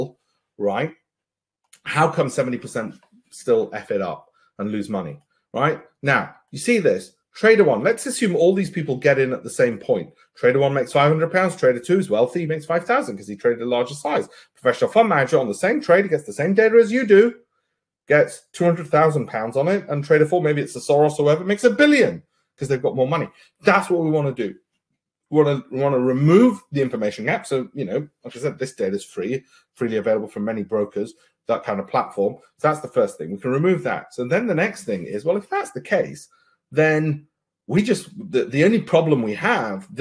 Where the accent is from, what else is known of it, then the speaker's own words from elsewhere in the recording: United Kingdom; I'm British